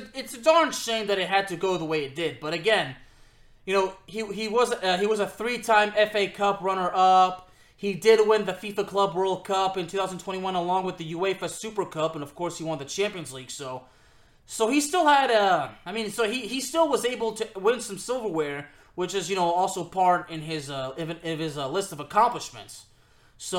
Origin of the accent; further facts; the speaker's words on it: Lyon, Auvergne-Rhône-Alpes, France; the club of my hometown in France